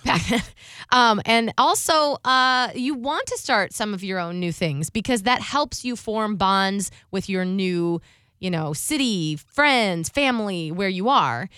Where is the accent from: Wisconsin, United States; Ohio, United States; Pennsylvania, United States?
Ohio, United States; now in Tampa, United States; I'm from Ohio. I would like to do Christmas with, you know, my family up there